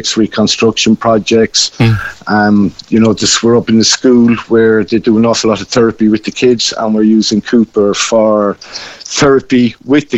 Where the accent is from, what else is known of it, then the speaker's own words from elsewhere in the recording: Cobh, Munster, Ireland; now in Kishkeam, Ireland; I'm originally from Cove